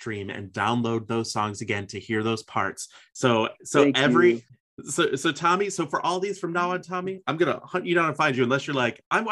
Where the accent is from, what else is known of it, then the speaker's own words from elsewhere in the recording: Chicago, Illinois, United States; I'm from Chicago, based in Chicago